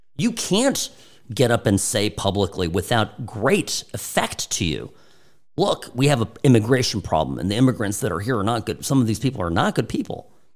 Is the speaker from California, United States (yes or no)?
yes; California, United States; my experience growing up in California